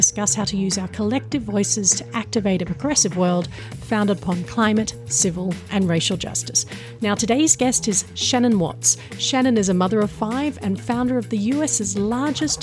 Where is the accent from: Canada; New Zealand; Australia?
Australia; I'm Australian and that my husband is American